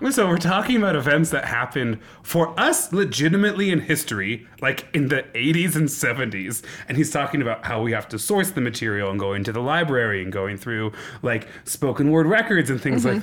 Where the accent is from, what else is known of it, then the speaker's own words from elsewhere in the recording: Lincoln, Nebraska, United States; moved away; growing up in Lincoln